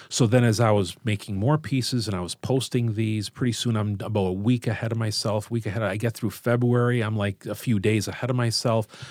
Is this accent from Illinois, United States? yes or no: yes; Chicago, Illinois, United States; I grew up in Chicago and, uh, went to Saint Lawrence High School and have always worked around here, so I'm, I'm part of the Southwest side